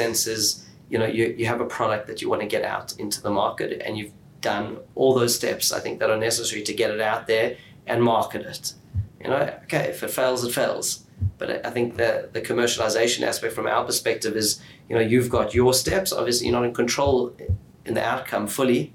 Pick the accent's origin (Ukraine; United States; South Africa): South Africa; Johannesburg, Gauteng; moved away as an adult; also born or lived in Israel / Sydney, Australia; now in Melbourne, Australia; we grew up in Johannesburg